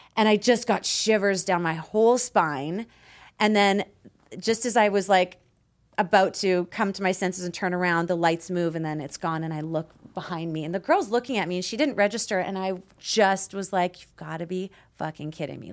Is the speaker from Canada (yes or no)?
yes; Peace River, Alberta, Canada; moved away; I grew up in Canada in a very small town called Peace River